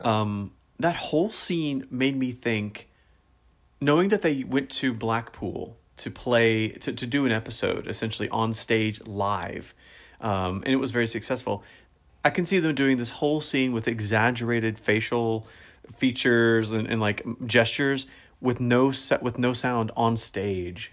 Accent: United States; as an American

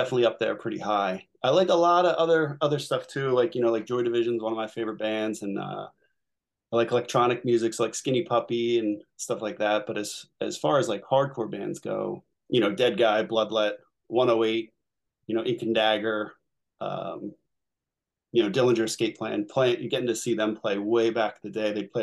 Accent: Collingdale, Pennsylvania, United States; I grew up in Collingdale

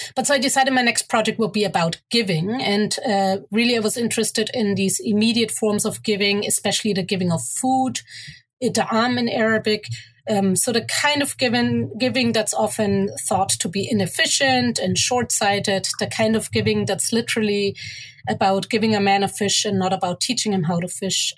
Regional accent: Germany; moved away as an adult; also born or lived in Egypt (mother's origin) / Cairo, Egypt; now in Toronto, Canada; growing up in Germany, but going to Egypt uh, pretty much every year, which is where my mother is from

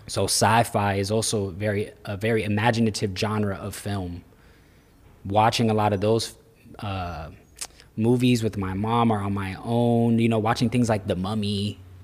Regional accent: Florida, United States; also born or lived in New York; Born in New York, but Florida is what raised me

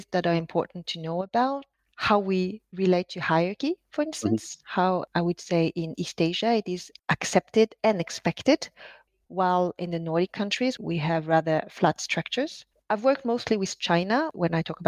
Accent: France; English is a second language; moved away; also born or lived in Norway; a French Chinese lady who has lived in Norway, speaking in a language that is, you know, on my side, not my mother tongue

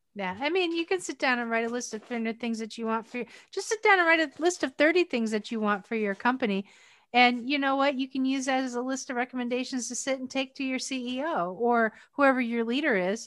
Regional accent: Pennsylvania, United States; also born or lived in Kailua, Hawaii; my hometown is up in Pennsylvania

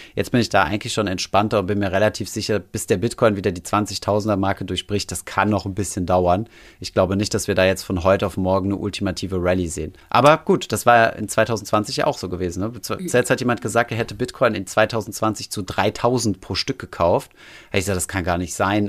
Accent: Germany; also born or lived in Paris / Saarland; now in Berlin, Germany; bei uns in Deutschland

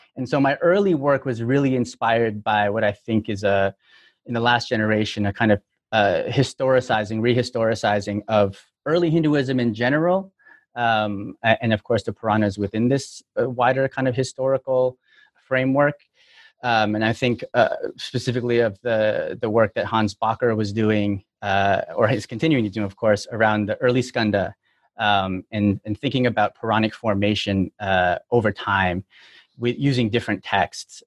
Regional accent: Toronto, Ontario, Canada; moved away as an adult; now in United States; I'm from Toronto, but uh, I've been in the U.S. since 2005

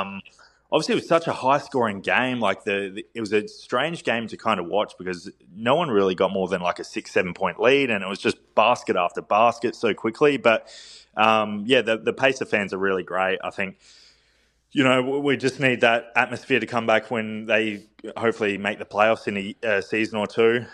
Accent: Adelaide, South Australia, Australia; Just played in the NBL with my hometown team, the Adelaide 36ers.

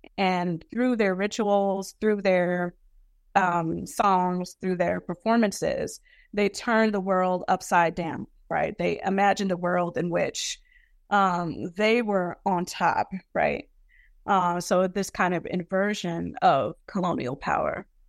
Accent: New York City, New York, United States; growing up in Brooklyn

